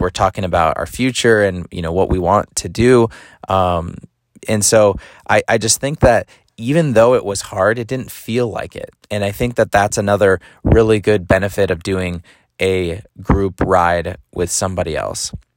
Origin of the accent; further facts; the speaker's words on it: Madison, Wisconsin, United States; moved away; my hometown of Madison, Wisconsin